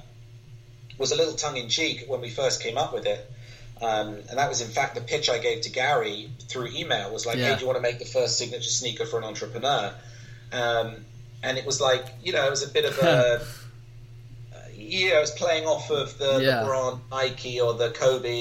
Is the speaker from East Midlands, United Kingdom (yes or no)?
no; London, United Kingdom; growing up in London or in the London area as a kid